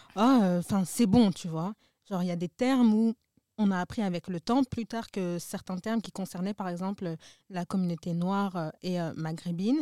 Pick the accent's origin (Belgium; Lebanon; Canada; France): Belgium; Brussels, Brussels-Capital Region; je suis bruxellois, j'ai grandi ici